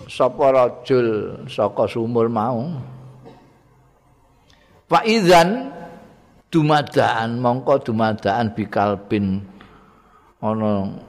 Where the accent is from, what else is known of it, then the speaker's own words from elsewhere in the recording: Java, Indonesia; aku wong Jawa dadi ya ngaku cara Jawa